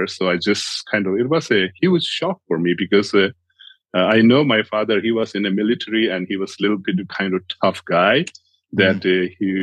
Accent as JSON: {"language": "English", "country": "India", "tie": "born or raised there", "said": "I grew up in India as a refugee child. My parents are from Tibet"}